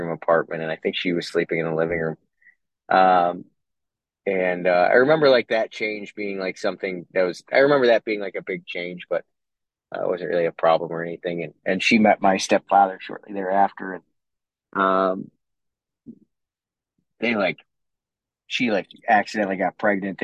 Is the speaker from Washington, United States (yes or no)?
no; Cleveland, Ohio, United States; I was born in Cleveland